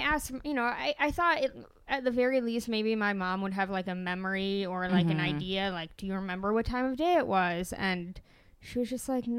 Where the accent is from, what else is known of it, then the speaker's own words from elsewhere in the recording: Albany, New York, United States; I was born in Albany, New York